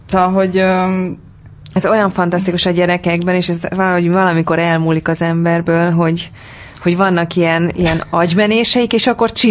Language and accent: Hungarian; Budapest, Hungary; A Váci utcában laktatok? Igen, igen, ott nőttem